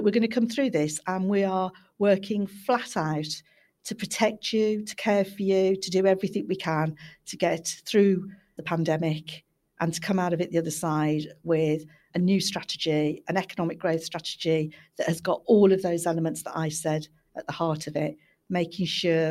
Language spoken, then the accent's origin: English; Birmingham, West Midlands, United Kingdom; moved away as an adult; now in Manchester, United Kingdom; I'm a Brummie